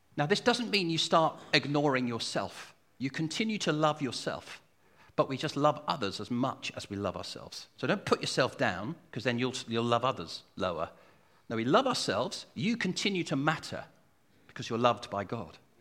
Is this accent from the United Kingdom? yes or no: yes; United Kingdom; I'm British